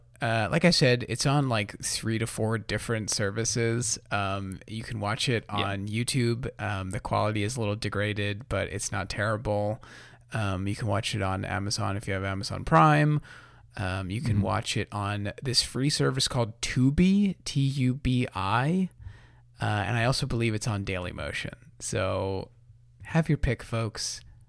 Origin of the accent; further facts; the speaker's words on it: Northeast, United States; I mean, I'm from the Northeast.